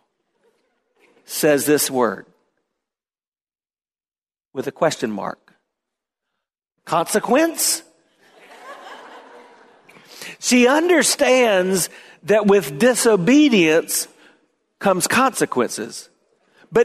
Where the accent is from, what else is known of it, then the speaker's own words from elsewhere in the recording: the South, United States; growing up in the South. And so there are things we just say